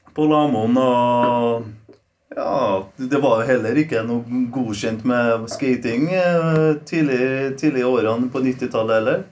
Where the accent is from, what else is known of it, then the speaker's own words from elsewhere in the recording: Trondheim, Trøndelag, Norway; Norwegian is a second language; also born or lived in Poland; jeg, har alltid den gamle imagen av Kolstad. Da. Det var ganske litt sånn slum. Det var det. Men vi likte det.